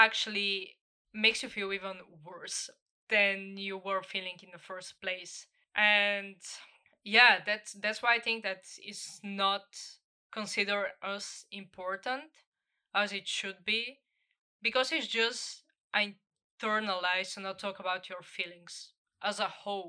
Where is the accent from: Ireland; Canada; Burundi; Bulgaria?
Bulgaria; my home country, Bulgaria